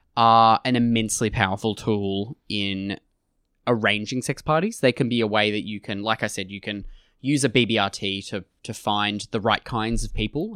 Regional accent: Australia

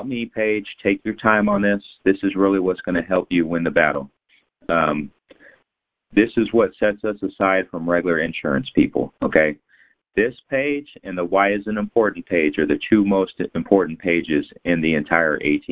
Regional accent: San Antonio, Texas, United States; now in Fort Worth, United States; I'm born in San Antonio. I live in Fort Worth

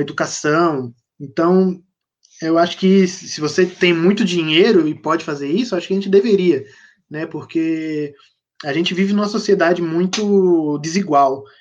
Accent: São Paulo, Brazil; also born or lived in Diadema; eu sou natural de São Paulo, nasci em Diadema, mas eu cresci, passei a infância em São Paulo e agora eu moro no interior de São Paulo

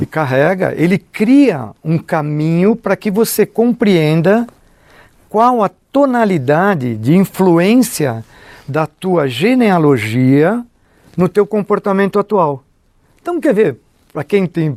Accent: São Paulo, Brazil; eu fui criado, eu nasci na Vila Nova Conceição, fui criado no aeroporto de Congonhas

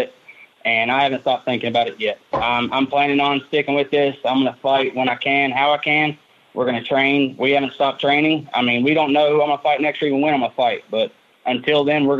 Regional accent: Loudon, Tennessee, United States; My hometown is Loudoun, Tennessee

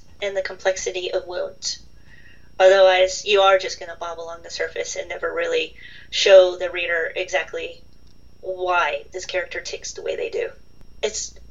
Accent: Midwest, United States; accent: Midwest; also born or lived in London, United Kingdom; I'm from the part of the country where, like, all of us are like, we don't have accents, we're just, but it was kind of nice to be exotic for a while when I lived over there, because over here, I don't have a Boston or a New York or a Southern, so I'm just kind of Midwest

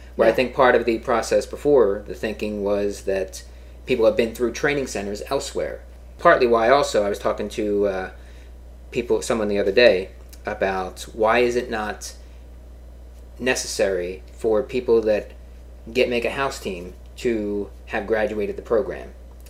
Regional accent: Chicago, Illinois, United States; I'm from Chicago

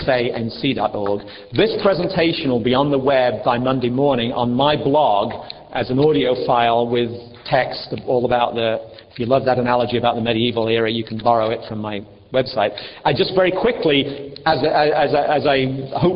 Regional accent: England, United Kingdom; moved away; In England, we separate them out.

